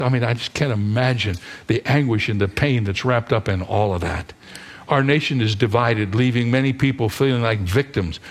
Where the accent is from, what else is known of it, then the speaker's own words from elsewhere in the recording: Cedarville, Ohio, United States; the college where I grew up in Cedarville, Ohio